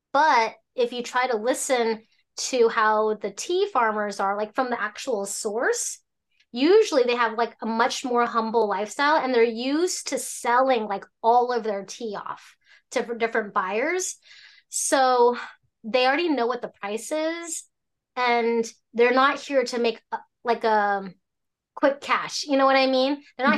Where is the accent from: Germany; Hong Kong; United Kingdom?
Hong Kong; So I'm from Hong Kong. So essentially, my family was from China.